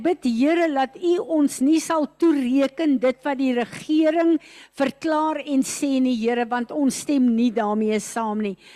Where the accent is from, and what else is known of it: South Africa